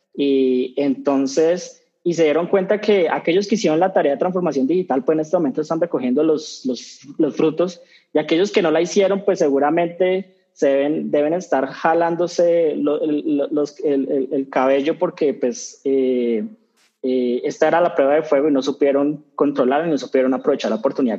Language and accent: Spanish; Colombia; colombianos cambiamos